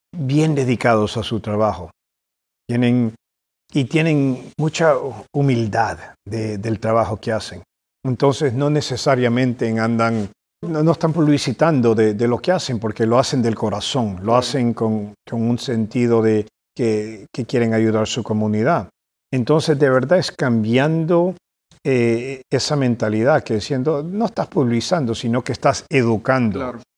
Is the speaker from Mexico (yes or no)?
no; Boston, Massachusetts, United States; also born or lived in California / El Salvador; nos regresamos a los Estados Unidos y crecí yo en Boston, Massachusetts